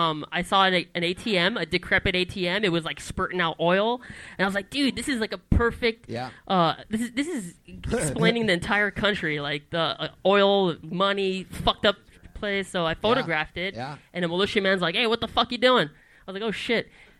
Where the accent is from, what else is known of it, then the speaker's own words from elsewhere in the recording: United States; my Arabic is kind of broken because I grew up out here.